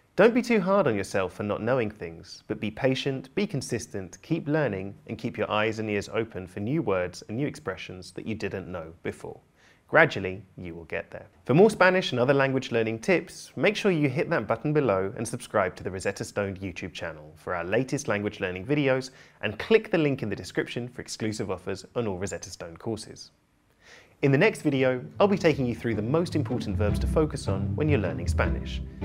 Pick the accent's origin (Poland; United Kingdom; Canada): United Kingdom; also born or lived in Barcelona; I'm British polyglot